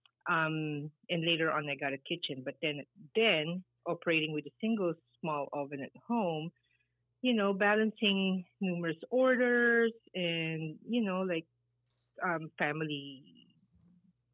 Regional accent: Philippines; moved away as an adult; now in United States; I grew up in the Philippines. I moved to the States when I was already 33, 35 years old

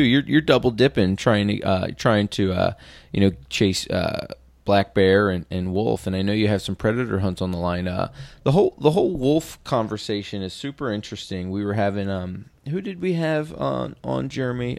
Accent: East Coast, United States; moved away as an adult; also born or lived in West Point, New York; now in Washington, United States; I'm from the East Coast and just moved out here from, uh, West Point, New York, uh, two years ago

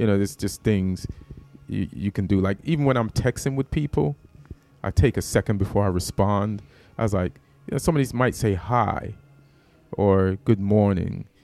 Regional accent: Jamaica; moved away; also born or lived in New York; I'm from Jamaica, so that material was about me being Jamaican.

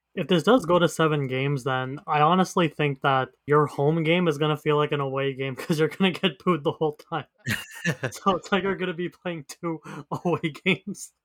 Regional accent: Canada; I'm Canadian

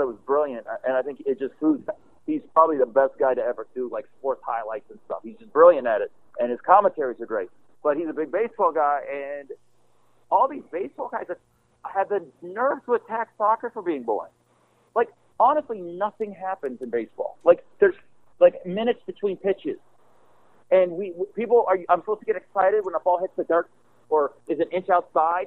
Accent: Las Vegas, Nevada, United States; moved away as an adult; now in New York, United States; Vegas, where I came up in my hometown.

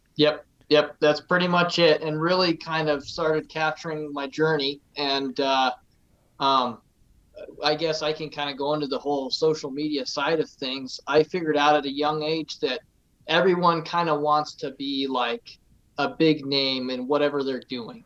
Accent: Casper, Wyoming, United States; I was born and raised here in Casper, Wyoming. Um, never moved away

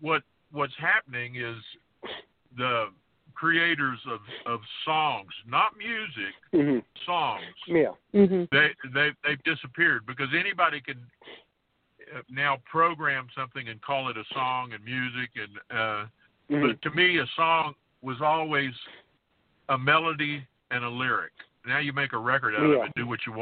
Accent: Fort Worth, Texas, United States; I was born and raised in Fort Worth, Texas

